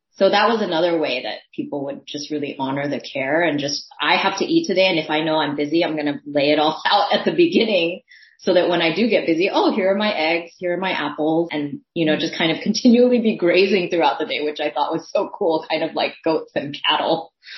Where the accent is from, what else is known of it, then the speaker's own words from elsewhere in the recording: San Francisco, California, United States; first language Thai; English is a second language; also born or lived in Daly City; it was in my hometown